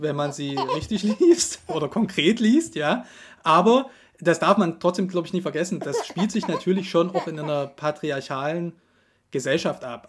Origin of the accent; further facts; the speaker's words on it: Germany; bei uns in Deutschland